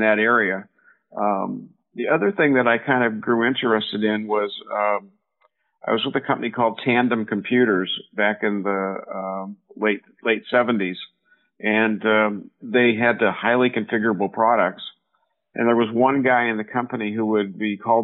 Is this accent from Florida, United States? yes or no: no; Silicon Valley, California, United States; I grew up here in Silicon Valley